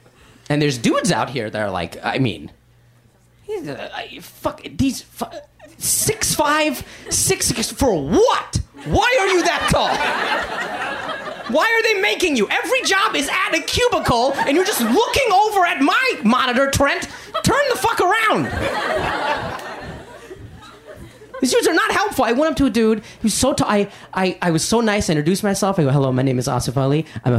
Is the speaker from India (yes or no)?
yes; India; I'm Indian, and like in all those movies, there's like one Indian guy in like 22 movies